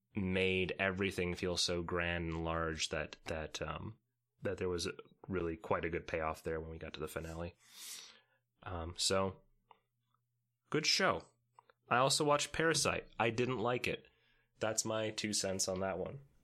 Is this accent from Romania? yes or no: yes; Romania; I am from Romania